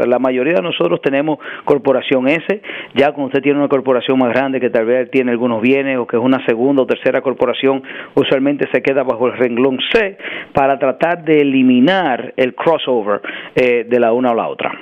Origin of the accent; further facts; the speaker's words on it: New York, United States; also born or lived in Dominican Republic; crecí en Washington Heights, me crié, crecí entre Washington Heights y el Bronx.